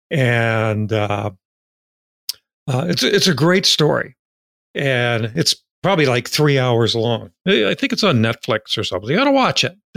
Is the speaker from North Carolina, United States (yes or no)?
no; Virginia, United States; I didn't know that about Texas because I'm from Virginia.